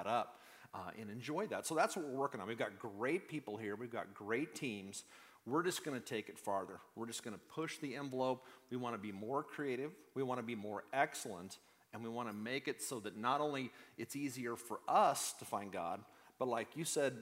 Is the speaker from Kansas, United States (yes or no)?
yes; Wichita, Kansas, United States; moved away; I grew up in the Midwest. I grew up in Wichita, Kansas